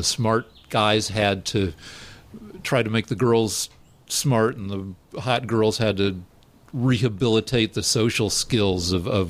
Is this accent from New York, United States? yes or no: no; Colorado, United States; also born or lived in Albuquerque; I came back home, and I just went to my hometown school, the University of Colorado.